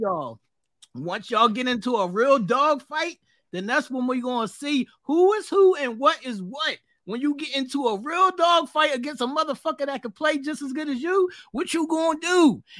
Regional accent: Philadelphia, Pennsylvania, United States; I'm not from Philly. I'm from Southwest. Don't ever get that fucked up. I am from Southwest. I do not claim all of these other people on these other sections of the city. I'm from Southwest. I'm from the Phil.

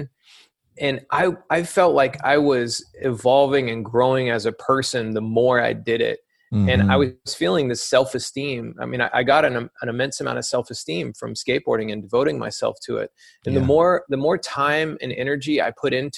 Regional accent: Alabama, United States; moved away; also born or lived in Florida; growing up in Alabama, I discovered skateboarding around 11, 12 years old.

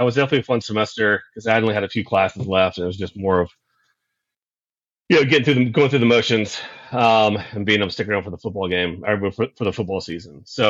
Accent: Charlotte, North Carolina, United States; So I'm from Charlotte. Grew up in Charlotte. I actually live here now.

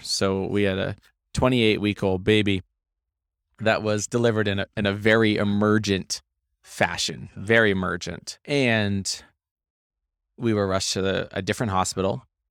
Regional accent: Maine, United States; I grew up, grew up in Maine

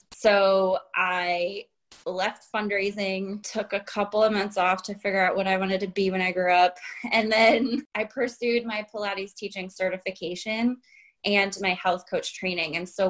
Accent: Illinois, United States; also born or lived in Chicago / Hong Kong; But I grew up in North Central Illinois, and I lived in, after college, in the city of Chicago for 11 years.

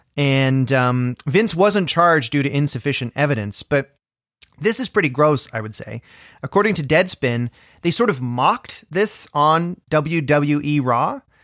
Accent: Orangeville, Ontario, Canada; now in Toronto, Canada; my hometown of Orangeville, Ontario.

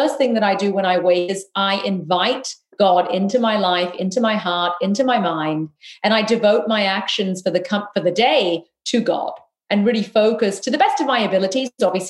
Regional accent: South India, India; but we as South Indians, and I'm Tamil, that falls into that category

